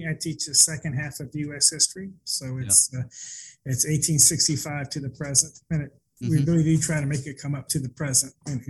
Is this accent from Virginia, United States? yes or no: yes; Hampton, Virginia, United States; also born or lived in Charleston / San Diego; My father was in the Navy, so I was born in Charleston and we lived in San Diego, but Hampton was the first place that I have memories of.